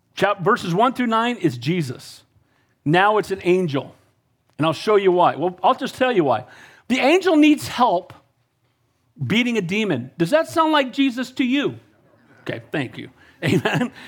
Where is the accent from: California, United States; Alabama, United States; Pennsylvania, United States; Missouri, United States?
California, United States; Santa Cruz; I'm from Santa Cruz